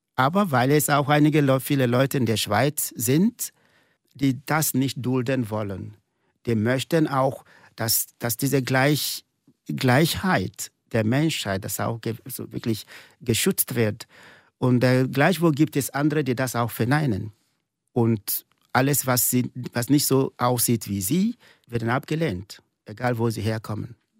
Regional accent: eastern Nigeria, near Enugu State, Nigeria; German is a second language; moved away as an adult; now in St. Gallen, Switzerland; ich komme aus dem Osten von Nigeria, nahe des Bundesstaats äh, Enugu

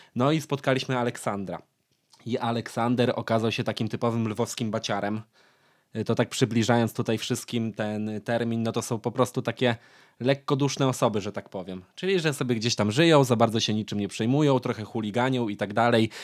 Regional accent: Lublin Voivodeship, Poland; ja jestem z Lubelszczyzny

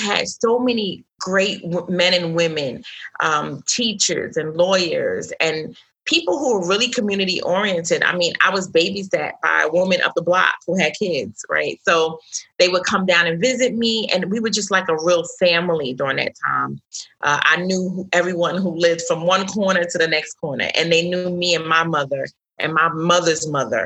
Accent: New York City, New York, United States; I was raised in Brooklyn, New York, New York City

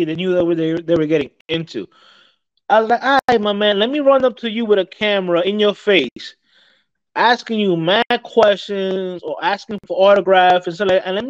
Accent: New York City, New York, United States; growing up in New York City, I've seen countless celebrities.

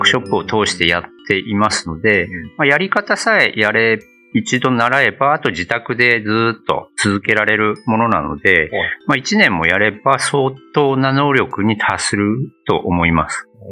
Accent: Iwate, Japan; moved away as an adult; also born or lived in Nagaoka, Niigata / Fujisawa, Kanagawa / Australia / Kanto; now in Okinawa, Japan; もともとは岩手県ですね

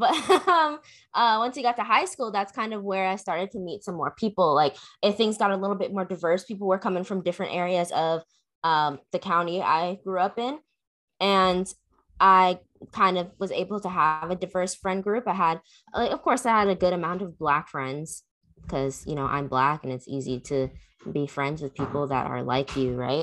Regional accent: McDonough, Georgia, United States; I grew up in McDonough

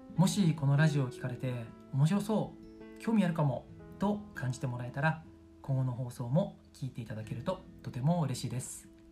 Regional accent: Tokyo, Japan; moved away as an adult; also born or lived in Sendai, Miyagi / Yamagata / Shanghai, China / United Kingdom; 地元は東京にある古着のメッカ下北沢です

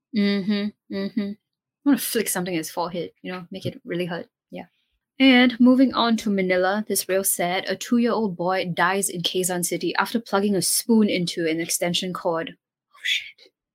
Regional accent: Singapore; as Singaporean

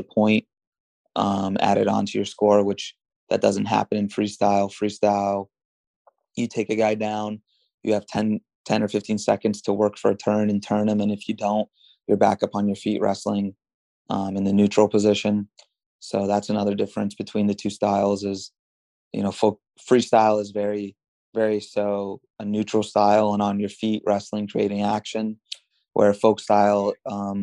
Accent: United States; since I grew up in America, I had to wrestle folk style, you know, middle school and high school.

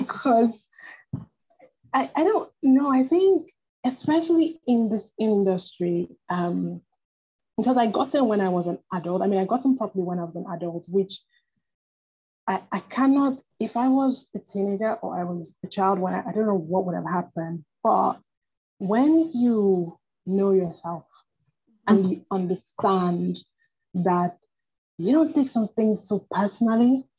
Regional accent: Nigeria; moved away as an adult; also born or lived in United Kingdom; I was born in Nigeria, but I studied in the UK. Um, mm-hmm. I lived and studied in the UK for almost 10 years

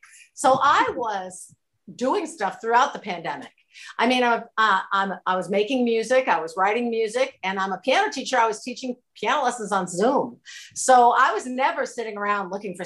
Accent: Waterville, Maine, United States; now in New Hampshire, United States; I'm originally from Waterville, which is central Maine.

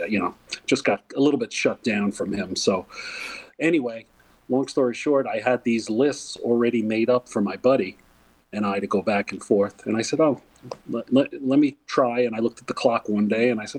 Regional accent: near Woodstock, New York, United States; I grew up actually near Woodstock

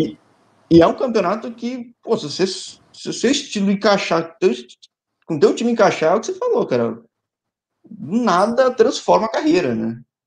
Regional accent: São Paulo, Brazil; Eu sou de São Paulo, capital

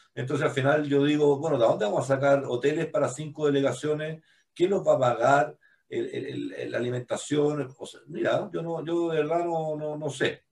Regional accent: Chile; estábamos vendiendo nosotros como chilenos

